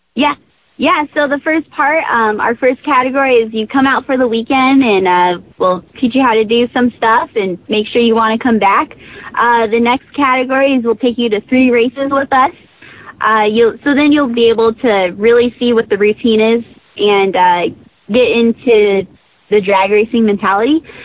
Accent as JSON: {"language": "English", "region": "California", "country": "United States", "moved": "yes", "lives_now": "Indianapolis, United States", "said": "I'm from California, but I moved out here to Indy"}